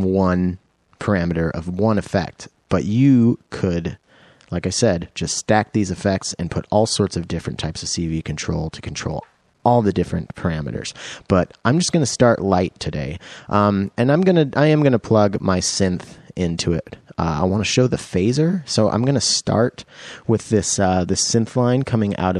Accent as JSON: {"language": "English", "town": "Roslyn", "region": "Washington", "country": "United States", "tie": "born or raised there", "said": "growing up must have been between my little tiny town of Roslyn, Washington"}